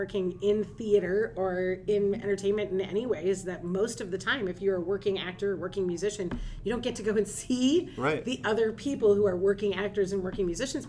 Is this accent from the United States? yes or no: yes; St. Paul, Minnesota, United States; I grew up in St. Paul.